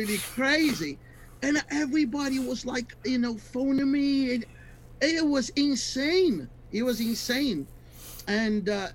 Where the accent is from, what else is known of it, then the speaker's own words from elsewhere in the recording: Brazil; I'm from Brazil.